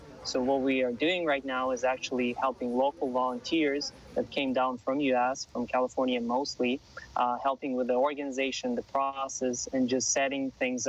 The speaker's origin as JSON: {"language": "English", "country": "Ukraine", "moved": "yes", "lives_now": "Los Angeles, United States", "said": "I live in Los Angeles. I am from Ukraine. I have family in Ukraine."}